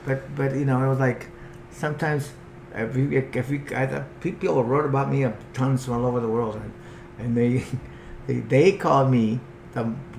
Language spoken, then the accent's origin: English; Huntington Beach, California, United States; now in Mexico; I'm from Huntington.